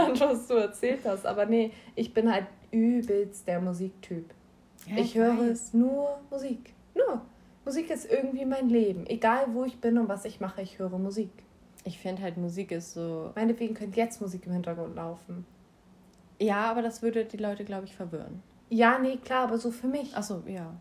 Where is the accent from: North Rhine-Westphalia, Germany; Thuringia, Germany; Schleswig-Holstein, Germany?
Schleswig-Holstein, Germany; komme aus Schleswig-Holstein, genauso wie